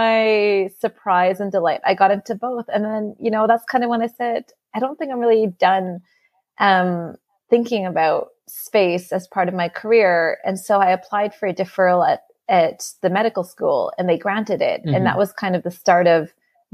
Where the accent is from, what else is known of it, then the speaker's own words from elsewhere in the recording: Canada; I grew up in the 90s, and this was when Canada, where I grew up